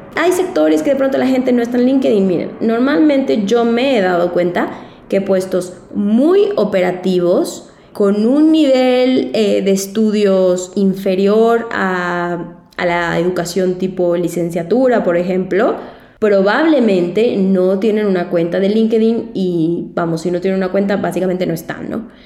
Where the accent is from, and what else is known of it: Mexico